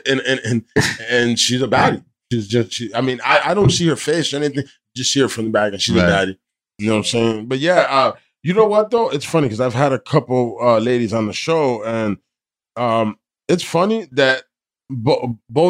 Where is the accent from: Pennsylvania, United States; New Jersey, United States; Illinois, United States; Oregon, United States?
New Jersey, United States; I'm from Jersey